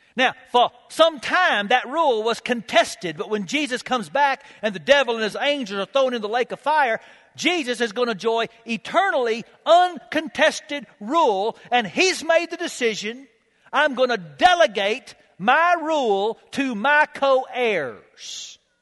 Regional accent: United States; I'm an American

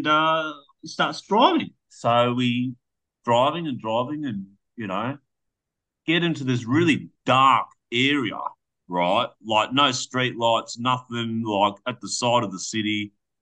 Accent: Australia; I'm from Aussie

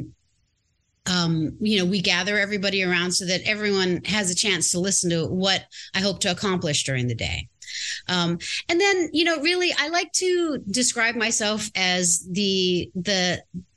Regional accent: Native Hawaiian, United States; I'm Native Hawaiian.

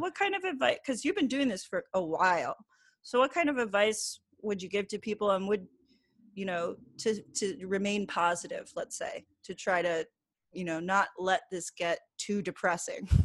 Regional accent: New Jersey, United States; I lived in New Jersey at the time, I grew up in New Jersey

